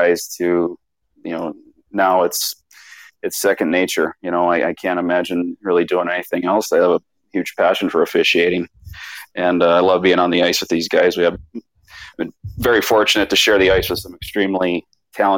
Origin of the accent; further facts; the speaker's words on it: Cottage Grove, Minnesota, United States; also born or lived in Palm Springs, California; now in Arizona, United States; I was born in Cottage Grove, Minnesota. So I kind of was born with a stick in my hand and grew up there